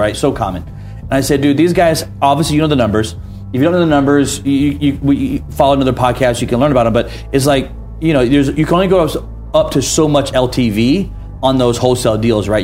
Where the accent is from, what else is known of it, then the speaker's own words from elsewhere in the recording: Atlanta, Georgia, United States; my hometown Atlanta